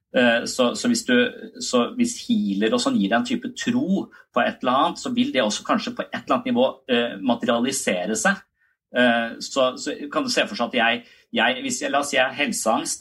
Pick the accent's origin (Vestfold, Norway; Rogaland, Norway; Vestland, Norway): Vestfold, Norway; Tønsberg; now in Kristiansand, Norway; jeg er fra Tønsberg, og så flytta jeg til Kristiansand